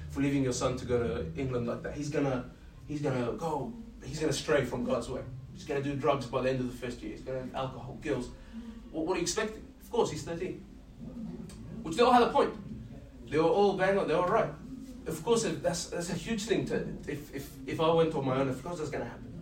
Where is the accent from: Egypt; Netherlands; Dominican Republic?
Egypt; also born or lived in Jordan; Growing up in Egypt, and just remember I said that in Jordan I was growing up around all Muslims.